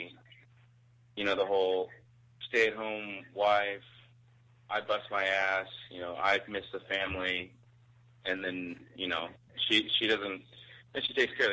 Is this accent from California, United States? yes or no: no; Arizona, United States; moved away as an adult; now in Fort Lauderdale, United States; I'm from Arizona